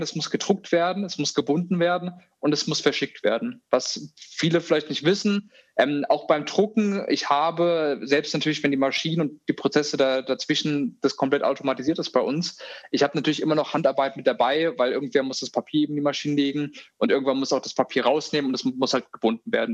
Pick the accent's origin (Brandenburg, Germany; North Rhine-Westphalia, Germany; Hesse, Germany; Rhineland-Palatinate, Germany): Hesse, Germany; Hofheim; also born or lived in Australia; Ich bin momentan im Rhein-Main-Gebiet. Wir haben unser Büro auch in Mainz, also so die Ecke. Da bin ich auch früher in Hofheim zur Schule gegangen